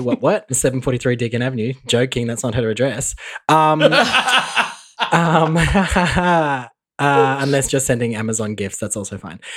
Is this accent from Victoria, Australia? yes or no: yes; Mildura, Victoria, Australia; growing up in Mildura, we didn't have Channel 10